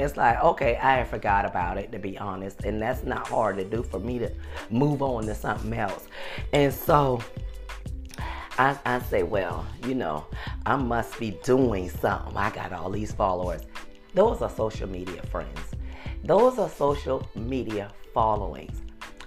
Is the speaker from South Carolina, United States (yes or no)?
yes; Beaufort, South Carolina, United States; moved away; I was born and raised in Beaufort, South Carolina